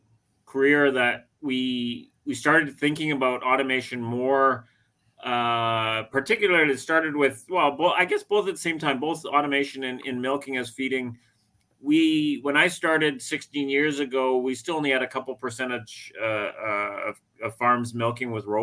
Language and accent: English; British Columbia, Canada; moved away as an adult; now in Ontario, Canada; I grew up in the western part of Canada in British Columbia